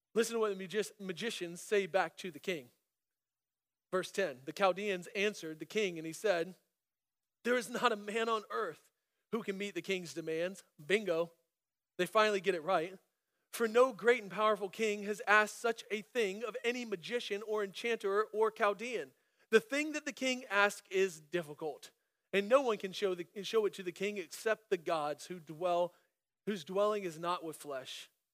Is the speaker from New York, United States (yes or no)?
no; Central Florida, United States; moved away as an adult; also born or lived in Germany / Illinois; I was born in Germany um, to a German mom and American dad, and it just so happened that my family moved to this middle of nowhere, obscure Central Florida town that I just so happened to grow up in.